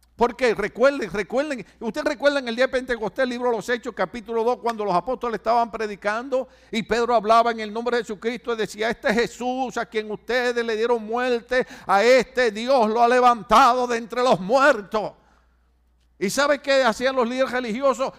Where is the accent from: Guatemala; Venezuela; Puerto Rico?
Puerto Rico; en mi país, en Puerto Rico